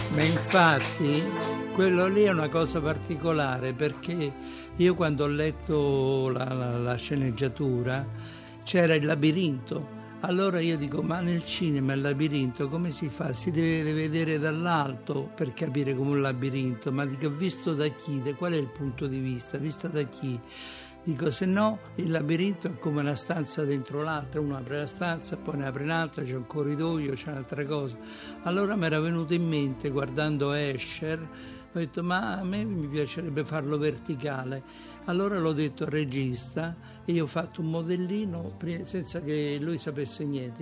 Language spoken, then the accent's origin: Italian; Macerata, Marche, Italy; moved away; also born or lived in Rome; Io sono nato a Macerata